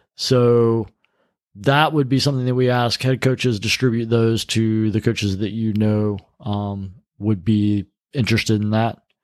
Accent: North Carolina, United States; North Carolina

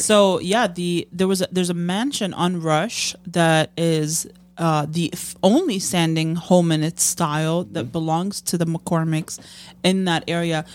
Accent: Amman, Amman Governorate, Jordan; moved away as an adult; now in Chicago, United States; I grew up in Jordan, right? And I moved here for college.

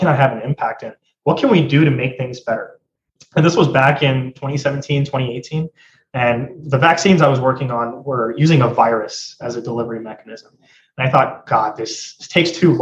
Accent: Atlanta, Georgia, United States; also born or lived in India; I was born and raised in Atlanta, Georgia. I've spent most of my life here.

